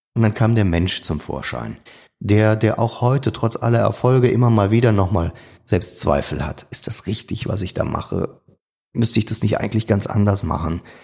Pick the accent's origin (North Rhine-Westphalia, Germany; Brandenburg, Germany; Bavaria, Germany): North Rhine-Westphalia, Germany; Niederkassel; moved away as an adult; Und von Geburt an bin ich Rheinländer